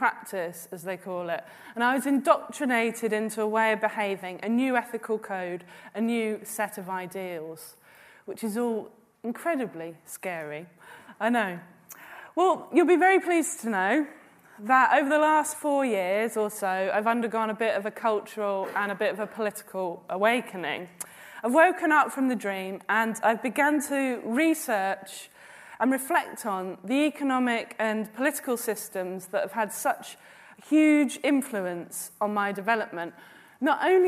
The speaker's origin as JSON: {"language": "English", "region": "London", "country": "United Kingdom", "tie": "born or raised there", "said": "I was born in the London Borough of Ealing in 1979"}